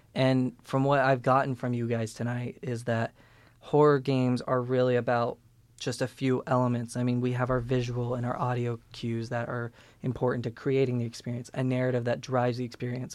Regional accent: Peru, Indiana, United States; We're both from Peru, Indiana, which is clown capital

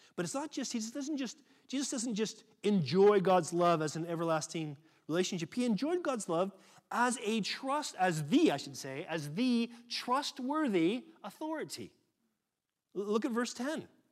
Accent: United States; moved away; I'm American

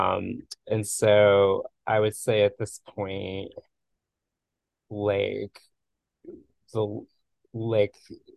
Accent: Florida, United States; moved away as an adult; also born or lived in Bay Area, California; Like my childhood experience of growing up in Florida was a sense of like great isolation. I lived in like a small in a suburban town north of Miami

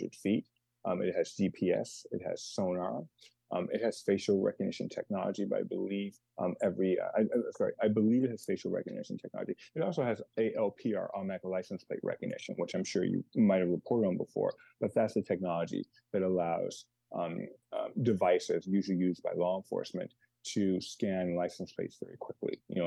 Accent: Los Angeles, California, United States; now in Chicago, United States; I was born in Los Angeles and was raised there and here in Chicago. So I consider myself Chicagoan, but I'm a Los Angeles person at heart

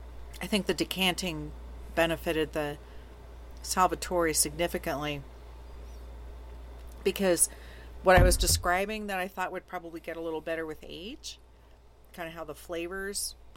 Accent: Scottsdale, Arizona, United States; When I was a little kid, we lived in it was way north Scottsdale at the time. Now it's the middle of Scottsdale. We lived at Scottsdale and Shea

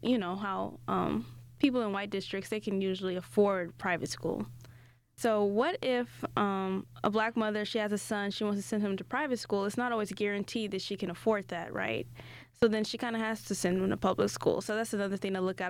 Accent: Gary, Indiana, United States; I grew up in Gary, a predominantly black, um, neighborhood, and I went to school there until the eighth grade

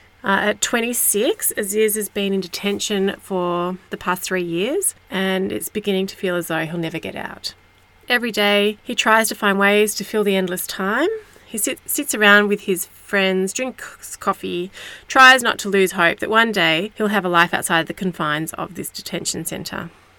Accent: Australia; as an Australian who never hears anything about these refugee centres

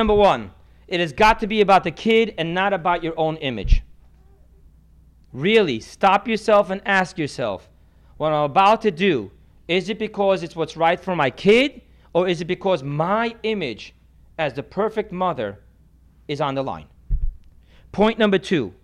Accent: United States; I'm American

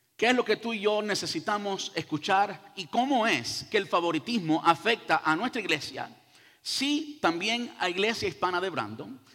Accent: Cuba; now in United States; Yo soy cubano y digo hacer, y digo oye compadre, y oye caballero, y todo eso

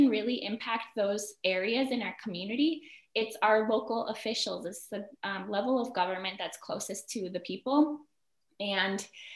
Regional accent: Midwest, United States; I was born here in the Midwest.

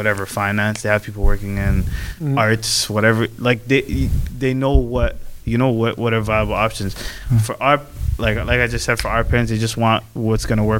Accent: Canada; We're from Canada, and my parents weren't born here

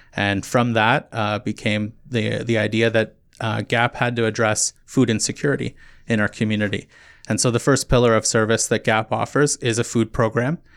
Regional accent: Kitchener, Ontario, Canada; moved away as an adult; also born or lived in St. Catharines; now in Muskoka, Canada; I'm originally from Kitchener, Waterloo area

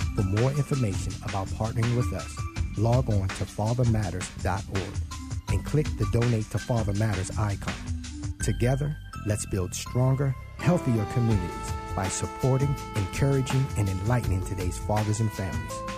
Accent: Baltimore, Maryland, United States; growing up in Baltimore, I'm originally from Baltimore

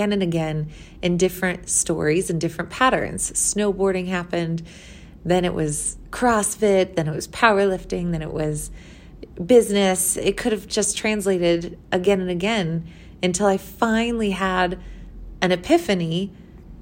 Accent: Missouri, United States; moved away as an adult; now in Colorado, United States; I was from Missouri

